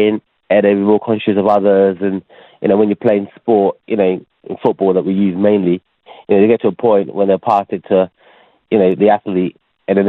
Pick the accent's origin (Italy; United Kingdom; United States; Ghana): Ghana; moved away; I was born in Ghana